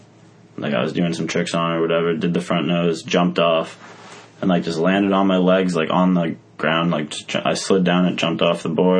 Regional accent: Massachusetts, United States; We're from Massachusetts.

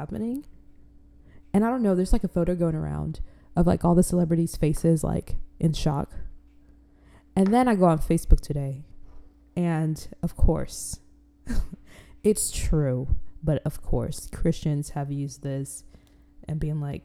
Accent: Florida, United States; also born or lived in Africa; I'm not from Florida, but I was raised in Florida.

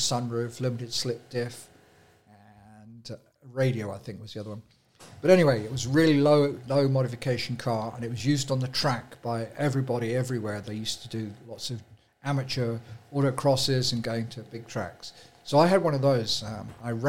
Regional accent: El Cajon, California, United States; I'm from El Cajon, and I think the accent from El Cajon is a very distinguished accent

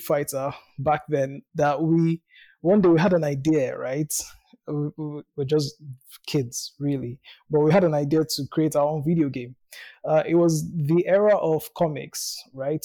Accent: Nigeria; I was born in Nigeria. I live in Nigeria.

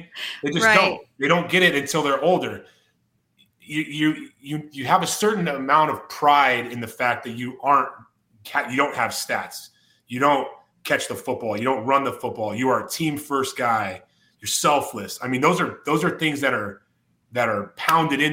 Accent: Whittier, California, United States; I'm from Whittier, California

